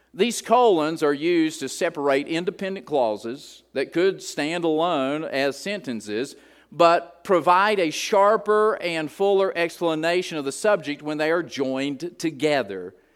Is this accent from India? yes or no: no; Appalachia, United States; I'm a hillbilly from Appalachia, and we like the word reckon